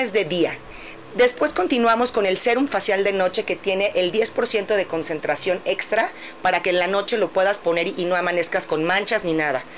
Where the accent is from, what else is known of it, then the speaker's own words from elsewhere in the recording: Mexico; nosotros como mexicanos